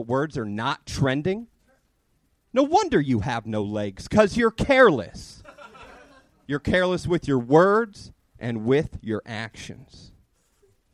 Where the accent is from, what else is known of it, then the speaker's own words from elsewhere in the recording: Long Beach, California, United States; Long Beach